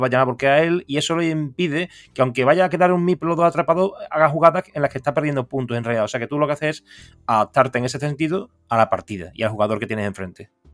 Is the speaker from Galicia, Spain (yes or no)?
no; Seville, Andalusia, Spain; yo soy de Sevilla